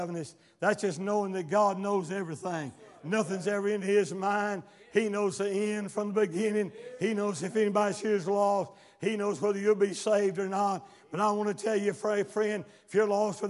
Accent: United States; I was born in America

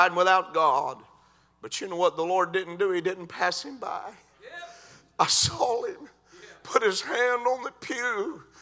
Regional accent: United States; I was born in America

